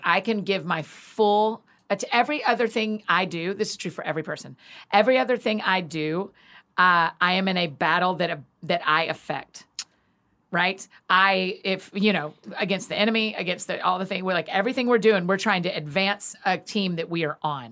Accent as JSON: {"language": "English", "town": "Atlanta", "region": "Georgia", "country": "United States", "tie": "born or raised there", "moved": "yes", "said": "I grew up in Atlanta"}